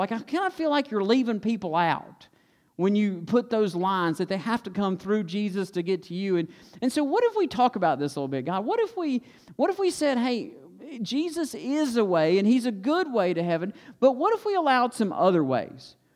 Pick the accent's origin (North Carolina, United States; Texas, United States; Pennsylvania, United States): North Carolina, United States; Stokes County; we grew up in Stokes County, and we don't use words like executors in Stokes County.